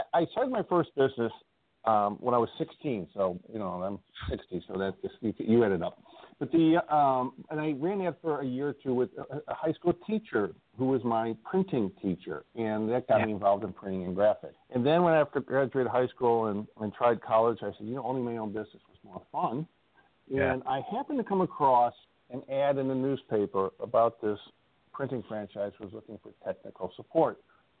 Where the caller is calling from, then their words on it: Indiana, United States; I live in Northwest Indiana, just outside, you know, Chicago. And I'm calling from there today, so I get to stay home for a couple of days.